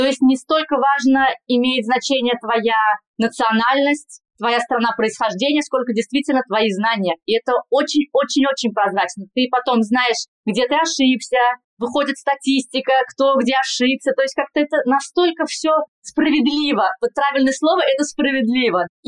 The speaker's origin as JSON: {"language": "Russian", "town": "Kazan", "region": "Tatarstan", "country": "Russia", "tie": "born or raised there", "accent": "Spanish", "moved": "as an adult", "lives_now": "Madrid, Spain", "said": "Я врач-терапевт, сейчас работаю в Мадриде. Я из Казани, и закончила Государственный Казанский медицинский университет 10 лет назад."}